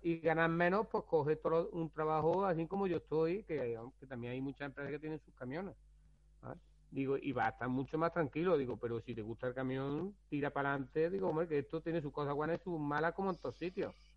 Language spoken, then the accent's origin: Spanish; Rute, Andalusia, Spain; yo soy de Rute